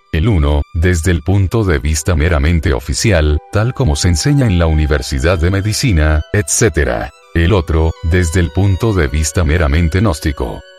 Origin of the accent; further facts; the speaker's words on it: Michoacán, Mexico; also born or lived in Mexico City; Yo soy de Cotí, Michoacán. He vivido, más que todo, en otros lugares del Distrito Federal.